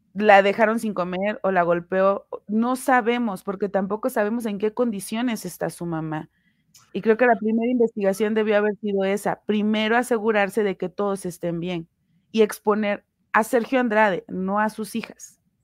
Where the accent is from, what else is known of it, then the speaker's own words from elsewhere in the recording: Puebla, Mexico; soy originaria de Puebla